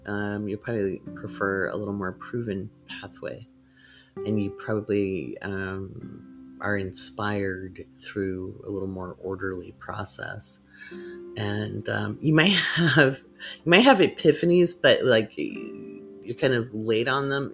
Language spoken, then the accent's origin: English; Oregon, United States; moved away; also born or lived in England / Ivory Coast / Bahrain; I was pretty shy actually growing up in Oregon.